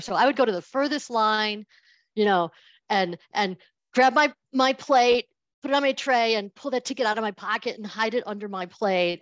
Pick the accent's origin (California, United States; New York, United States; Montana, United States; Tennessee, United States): New York, United States; Buffalo; I'm from Buffalo